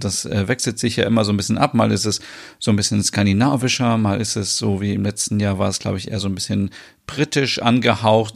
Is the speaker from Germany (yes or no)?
yes; Germany; bei uns in Deutschland